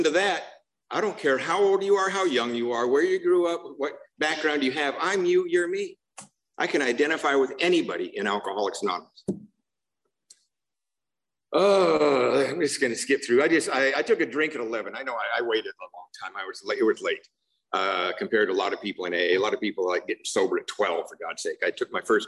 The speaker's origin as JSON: {"language": "English", "town": "Seattle", "region": "Washington", "country": "United States", "tie": "born or raised there", "also_born_or_lived": "Covina, California", "moved": "yes", "said": "I grew up in Seattle"}